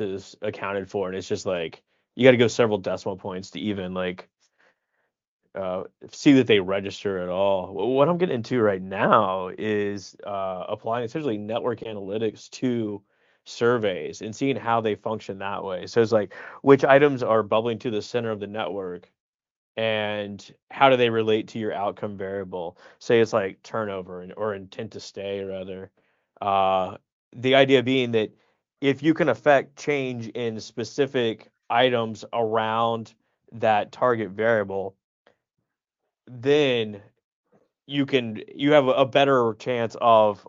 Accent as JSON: {"language": "English", "region": "the South", "country": "United States", "said": "We're both from the south"}